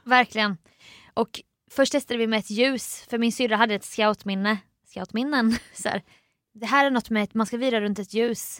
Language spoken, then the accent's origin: Swedish; Jönköping, Jönköping County, Sweden; born or raised there; now in Stockholm, Sweden